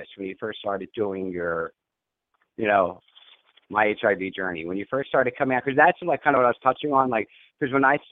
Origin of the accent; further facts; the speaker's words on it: Pennsylvania, United States; Pennsylvania, in my home state in the Poconos